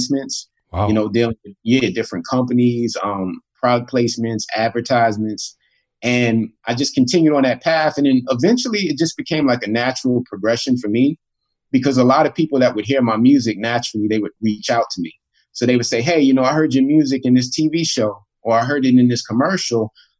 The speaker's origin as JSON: {"language": "English", "town": "New York City", "region": "New York", "country": "United States", "tie": "born or raised there", "said": "I grew up in Queens, New York"}